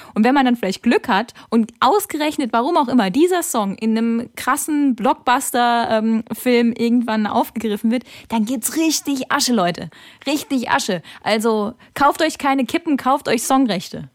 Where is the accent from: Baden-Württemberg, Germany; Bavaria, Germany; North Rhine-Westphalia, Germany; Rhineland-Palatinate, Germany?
Rhineland-Palatinate, Germany; Kaiserslautern; moved away; ich komme ja aus Kaiserslautern ursprünglich